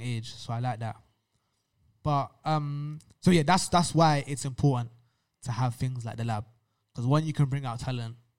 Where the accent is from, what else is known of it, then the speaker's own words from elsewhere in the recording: London, United Kingdom; growing up in London